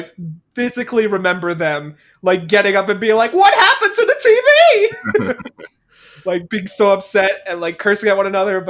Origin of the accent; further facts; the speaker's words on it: Newark, New Jersey, United States; they're talking about growing up in Newark all this time, and I'm just like, this is my life. This is what I was growing up on.